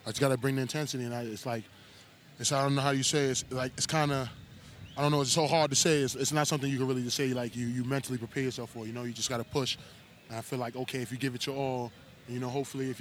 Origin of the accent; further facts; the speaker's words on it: New York City, New York, United States; I come from Brooklyn, New York